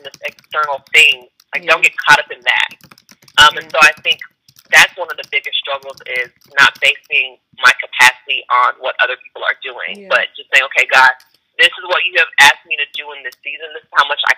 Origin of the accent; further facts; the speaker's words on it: Nigeria; So I'm Nigerian